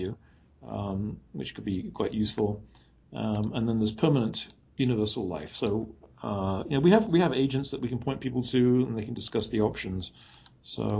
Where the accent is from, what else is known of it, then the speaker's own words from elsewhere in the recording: England, United Kingdom; moved away; I was from England